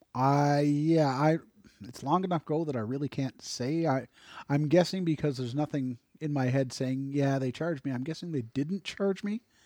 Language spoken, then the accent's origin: English; Canada; as a Canadian